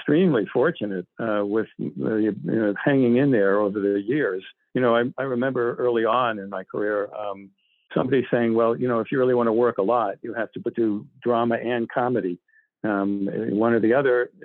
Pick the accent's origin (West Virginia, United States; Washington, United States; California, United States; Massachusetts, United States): Massachusetts, United States; Boston; I grew up in Boston